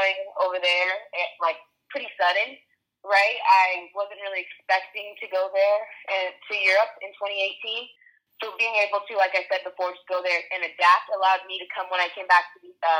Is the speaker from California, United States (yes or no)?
yes; California, United States; moved away as an adult; also born or lived in Florida / Norway; I grew up in California and went to Florida State